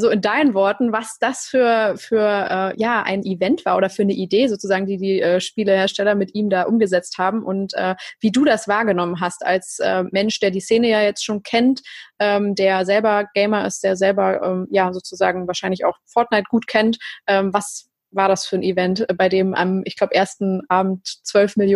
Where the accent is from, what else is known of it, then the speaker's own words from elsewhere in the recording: Cologne, North Rhine-Westphalia, Germany; das mit der Gamescom zum Beispiel kann ich jetzt als Kölnerin einfach äh, super beschreiben